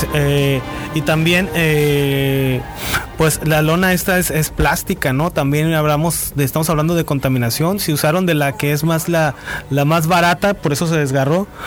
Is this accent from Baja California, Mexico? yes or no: yes; Baja California, Mexico; como mexicanos, como baja californianos